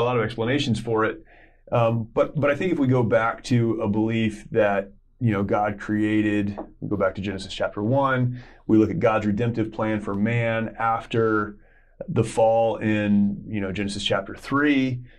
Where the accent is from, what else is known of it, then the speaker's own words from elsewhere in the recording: United States; we grew up in America